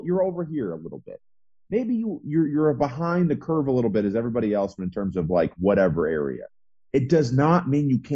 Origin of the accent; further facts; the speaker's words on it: Midwest, United States; I grew up in the Midwest